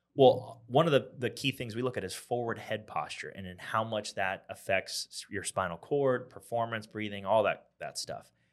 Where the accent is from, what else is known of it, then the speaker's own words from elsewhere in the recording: Pennsylvania, United States; now in Columbia, United States; I'm from Pennsylvania